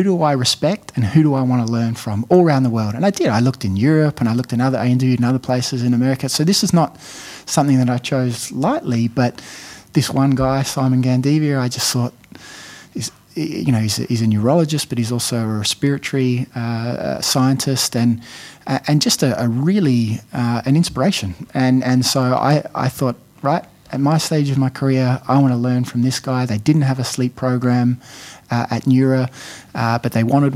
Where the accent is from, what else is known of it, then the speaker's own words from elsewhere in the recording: Australia; moved away as an adult; also born or lived in Adelaide, Australia / Harvard, United States; now in Sydney, Australia; I'm I'm an Australian